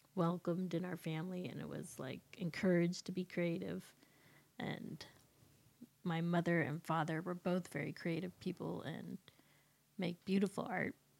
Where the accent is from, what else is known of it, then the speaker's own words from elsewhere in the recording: Horse Creek, California, United States; also born or lived in San Diego, California; when I was five, my family moved to Northern California, close to the Oregon border, a little town called Horse Creek.